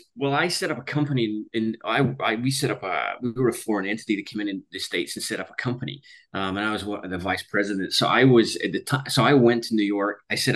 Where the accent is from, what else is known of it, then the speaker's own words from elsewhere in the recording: Scotland, United Kingdom; I was born in Scotland. I went to school in Scotland. But I've lived in 9 countries around the world.